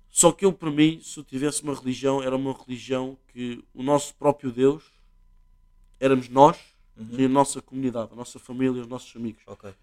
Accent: Portugal; nós, Portugal

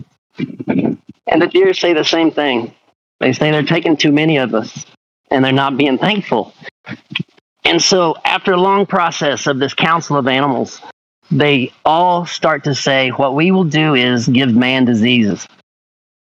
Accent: Tahlequah, Oklahoma, United States; I'm from Tahlequah

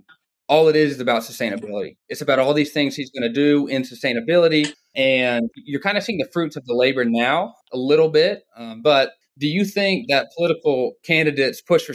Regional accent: Dalton, Georgia, United States; I grew up in Dalton, Georgia, which, if you don't know, it's the carpet capital of the world

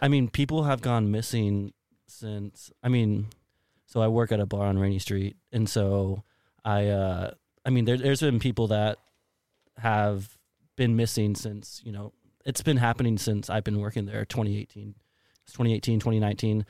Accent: San Antonio, Texas, United States; also born or lived in Colorado Springs, Colorado; now in Austin, United States; I'm born and raised in the San Antonio area

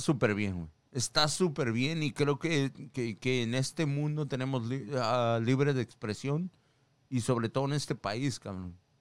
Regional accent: Mexico; now in United States; en mi país, México

